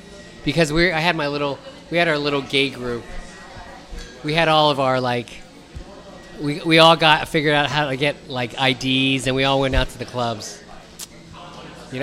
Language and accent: English; San Francisco, California, United States; growing up in North Beach